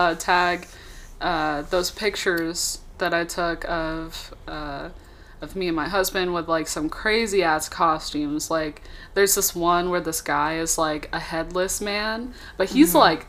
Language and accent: English; Texas, United States; moved away; also born or lived in California; I was raised in Texas, you know, but I was born in California.